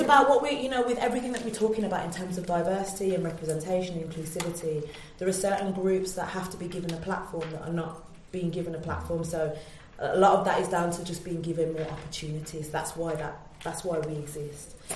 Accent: Birmingham, West Midlands, United Kingdom; moved away as an adult; also born or lived in London; I'm from Birmingham. Um, went to Central

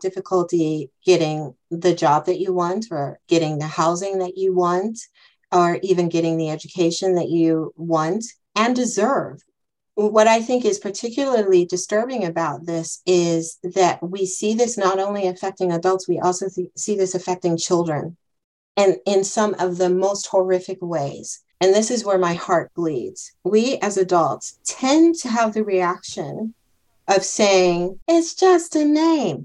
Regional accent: United States; accent: American; moved away as an adult; now in Germany; when I would travel back home to visit my mom in the States

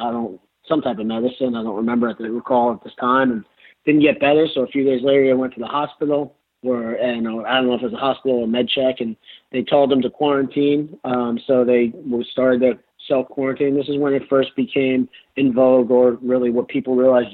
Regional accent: Long Island, New York, United States; we grew up in Long Island, about 50 miles outside of the city

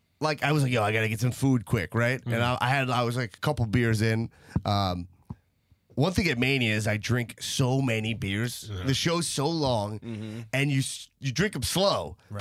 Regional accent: New York City, New York, United States; in my hometown of New York City

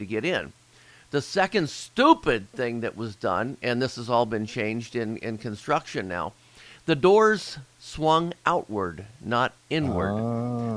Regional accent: Cincinnati, Ohio, United States; I'm from Cincinnati, born, raised, still living in Cincinnati

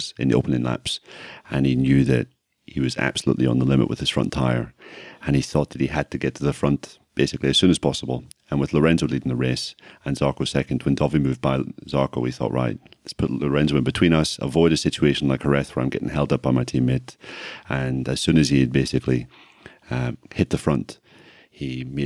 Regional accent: Ireland; accent: Irish

